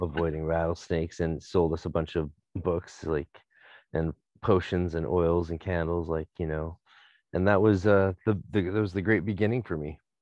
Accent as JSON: {"language": "English", "town": "North Vancouver", "region": "British Columbia", "country": "Canada", "said": "I'm from North Vancouver"}